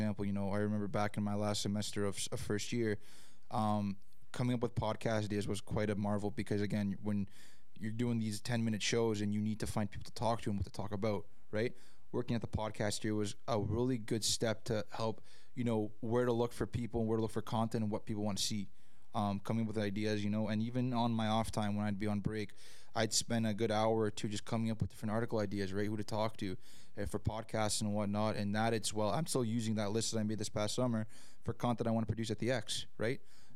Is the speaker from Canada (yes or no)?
yes; Canada; we grew up around here in Canada